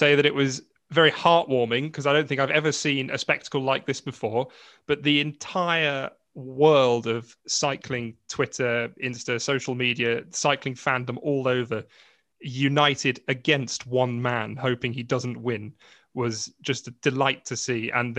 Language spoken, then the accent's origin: English; Ireland; I'm basically Irish myself anyway.